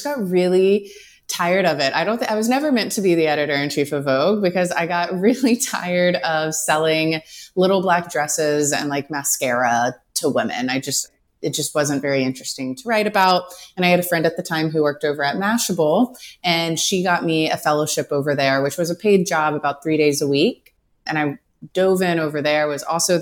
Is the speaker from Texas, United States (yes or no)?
yes; East Texas, United States; I came from a smaller town in East Texas, but it is the biggest town in East Texas